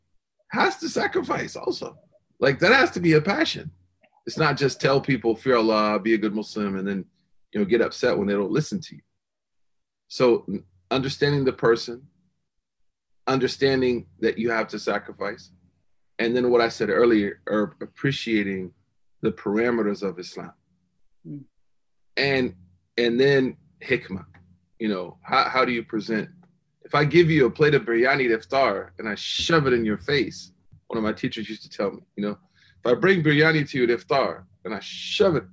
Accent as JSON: {"language": "English", "region": "Oklahoma", "country": "United States", "moved": "yes", "said": "I'm just from Oklahoma"}